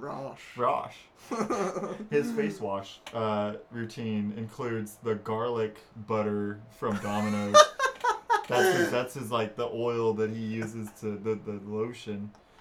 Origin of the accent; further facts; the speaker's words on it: Rexburg, Idaho, United States; moved away; also born or lived in Caldwell, Idaho; I'm from Rexburg.